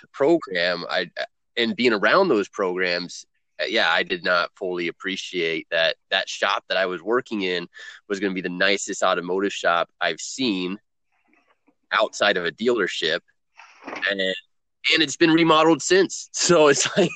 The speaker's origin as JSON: {"language": "English", "town": "Columbus", "region": "Indiana", "country": "United States", "said": "I came from Columbus, Indiana, which is where Cummins Engineering is headquartered"}